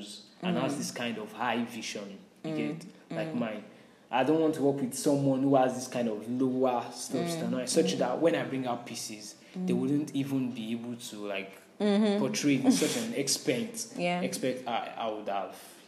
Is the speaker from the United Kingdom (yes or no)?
no; Nigeria; this is our Nigeria, and I'm an African, I'm a Nigerian